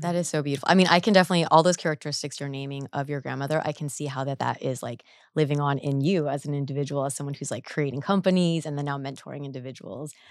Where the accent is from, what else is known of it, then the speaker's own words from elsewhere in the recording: Orange County, California, United States; I grew up in Orange County